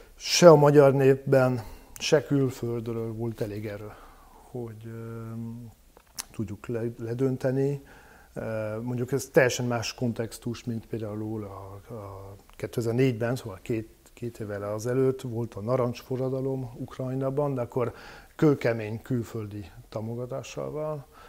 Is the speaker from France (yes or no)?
yes; France; Hungarian is a second language; moved away as an adult; now in Hungary; a bevándorlás helyzet Franciaországban és Nyugat-Európában általában elég durva lett, és akkor mondjuk egy vegyes társadalomban nőttem fel